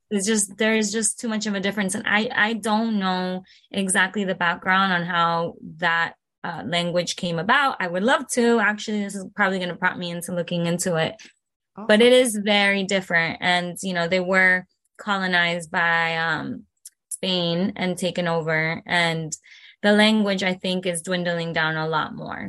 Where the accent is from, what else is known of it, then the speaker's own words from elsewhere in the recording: Broward County, Florida, United States; first language Spanish; English is a second language; also born or lived in Caracas, Venezuela / Miami, Florida; I was born in Venezuela, in the capital, uh, Caracas, and I came here when I was three years old. Um, we migrated to Miami, Florida. And after that, um, we went up to Broward